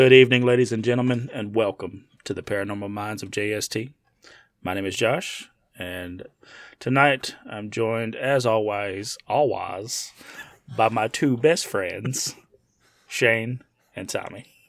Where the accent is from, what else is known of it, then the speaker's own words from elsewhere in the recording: United States; I'm from the United States.